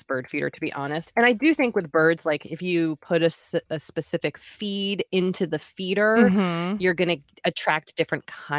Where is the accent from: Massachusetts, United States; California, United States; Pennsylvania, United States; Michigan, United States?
Massachusetts, United States; Boston; I'm from Boston. I went to college in Maine. Then I moved to New York City.